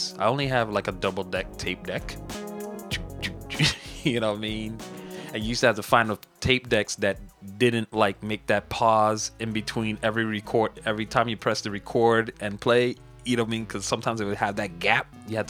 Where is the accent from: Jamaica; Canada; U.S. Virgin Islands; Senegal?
U.S. Virgin Islands; You know, the funny thing is because I'm from the Virgin Islands and like my house like was one of the first houses to ever have an Atari.